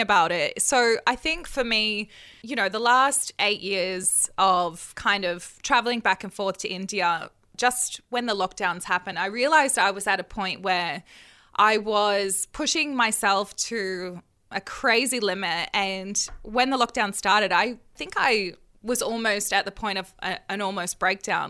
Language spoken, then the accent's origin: English; Australia; I'm Australian